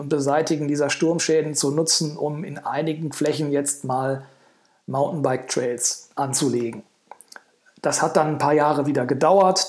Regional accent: Brilon, North Rhine-Westphalia, Germany; da ich gebürtiger Briloner bin

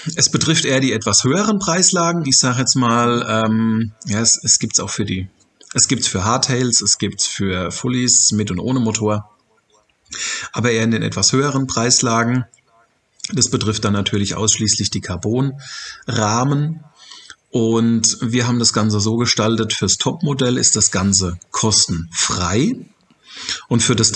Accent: Germany; bei uns in Deutschland

